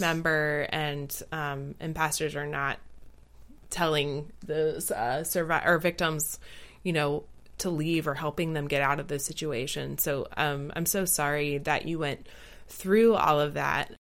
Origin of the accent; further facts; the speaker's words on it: the South of the United States, United States; I grew up in the South of the United States